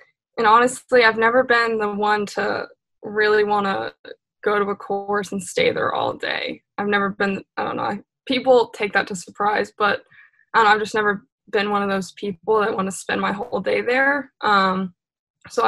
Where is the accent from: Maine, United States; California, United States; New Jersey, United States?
Maine, United States; growing up in Maine